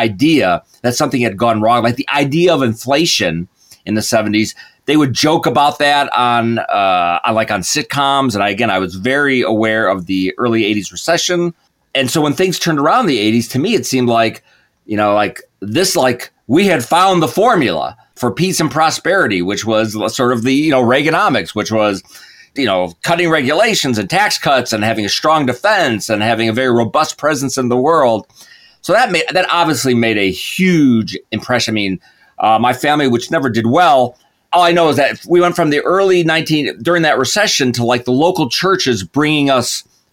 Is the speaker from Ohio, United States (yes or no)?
no; Chicago, Illinois, United States; moved away as an adult; also born or lived in Los Angeles, United States / Virginia, United States; now in Washington, D.C., United States; 1967, grew up in the Chicago suburbs.